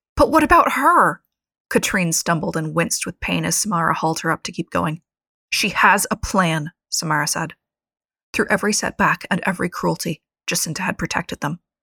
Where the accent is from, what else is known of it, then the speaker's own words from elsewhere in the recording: United States; as an American